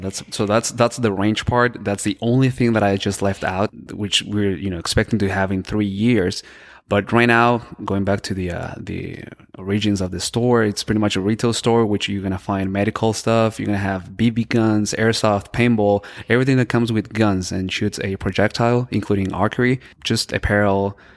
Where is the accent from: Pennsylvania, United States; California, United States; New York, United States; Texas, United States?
Texas, United States; El Paso; also born or lived in Boston / Florida; I was born and raised in El Paso.